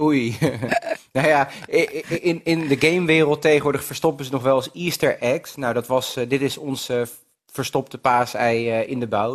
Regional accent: Rotterdam, South Holland, Netherlands; moved away as an adult; also born or lived in The Hague; now in Assen, Netherlands; Rotterdam, ja, wij komen allebei uit Rotterdam

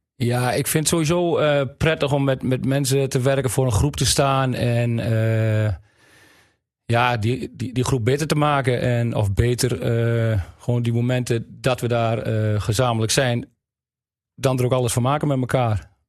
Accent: Wapserveen, Drenthe, Netherlands; Ik kom uit Wapsveen

